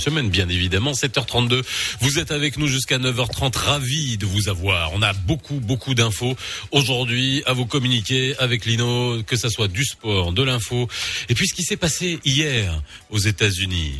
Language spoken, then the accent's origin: French; Morocco; chez nous au Maroc